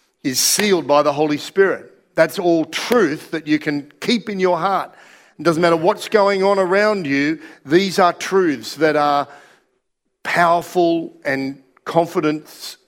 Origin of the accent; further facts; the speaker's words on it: Australia; also born or lived in Russia; we're Australian